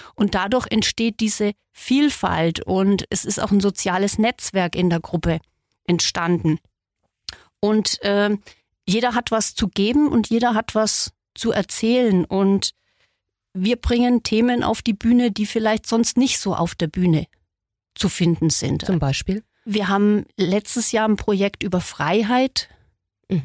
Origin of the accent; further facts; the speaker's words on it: Solnhofen, Bavaria, Germany; Ich bin in einem Dorf in Mittelfranken aufgewachsen, in Sollenhofen im Altmühltal